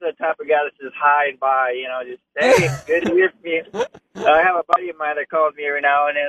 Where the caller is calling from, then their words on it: Bentonville, Arkansas, United States; calling from Bentonville.